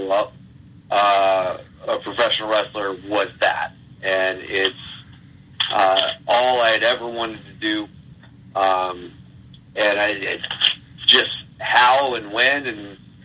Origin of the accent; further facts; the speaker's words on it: Stuarts Draft, Virginia, United States; moved away as an adult; also born or lived in Bridgewater, Virginia / Richmond, Virginia; now in Midwest, United States; I grew up in a small town in Virginia named Stewart's Draft